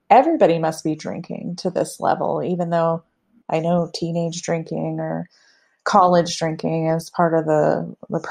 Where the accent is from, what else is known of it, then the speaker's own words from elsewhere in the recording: the South, United States; now in Lakewood, United States; I'm from the South, so I was extra taught not to talk about anything sexual